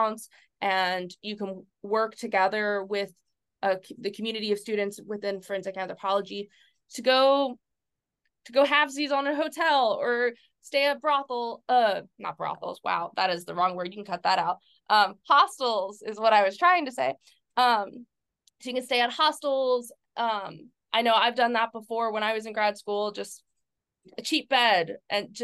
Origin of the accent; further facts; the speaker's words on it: near New Orleans, Louisiana, United States; New Orleans, 2017. I went because it was really close to my hometown